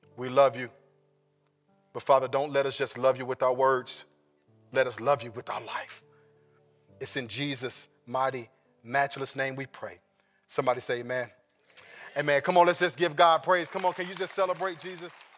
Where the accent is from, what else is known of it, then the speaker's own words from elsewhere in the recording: Sacramento, California, United States; I was born in Sacramento, California